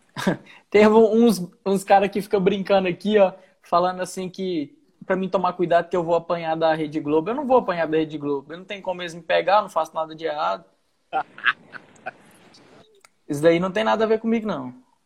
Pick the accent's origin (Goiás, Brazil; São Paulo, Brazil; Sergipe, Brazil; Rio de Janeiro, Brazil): Goiás, Brazil; moved away as an adult; also born or lived in Rio Grande do Sul; eu sou de Goiás